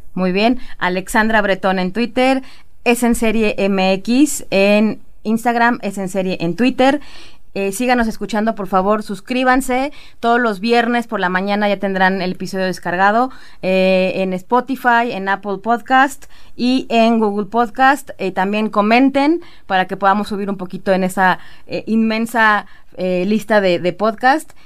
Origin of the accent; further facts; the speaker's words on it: Mexico; como mexicano